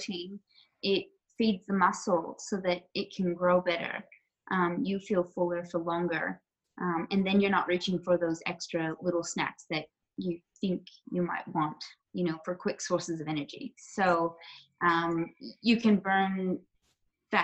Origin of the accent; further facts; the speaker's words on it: Canada; moved away as an adult; now in Australia; I'm originally from Canada, so I came to Australia about 13 years ago now